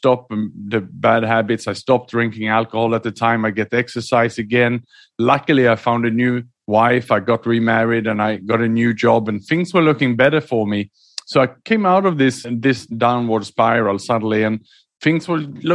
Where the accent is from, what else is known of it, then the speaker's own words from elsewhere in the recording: Sweden; moved away; also born or lived in Australia / Southeast Asia / London; I was born in Sweden, educated in Australia, and then I lived and worked mainly in Southeast Asia the last 15 years.